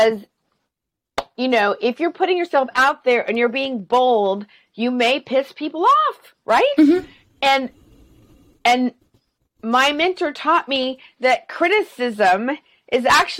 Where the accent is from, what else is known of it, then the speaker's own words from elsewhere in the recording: the South, United States; I'm from the South